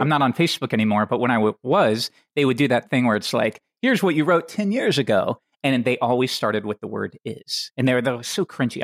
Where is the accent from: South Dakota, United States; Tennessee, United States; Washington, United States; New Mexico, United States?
Tennessee, United States; I grew up in Tennessee